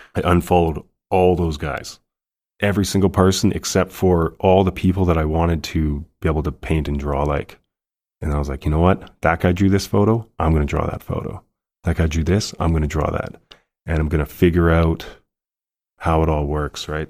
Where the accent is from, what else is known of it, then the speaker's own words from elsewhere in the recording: Calgary, Alberta, Canada; born and raised Calgarian